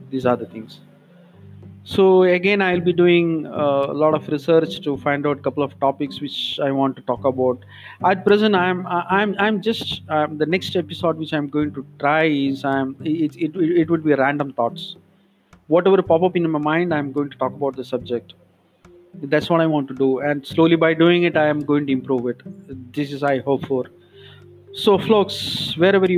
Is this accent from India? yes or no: yes; India; accent: Indian; English is a second language; Being an Indian, that accent may be very different.